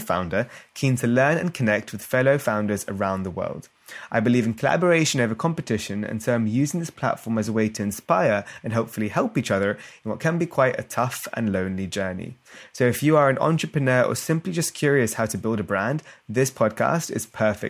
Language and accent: English; United Kingdom; I'm British Indian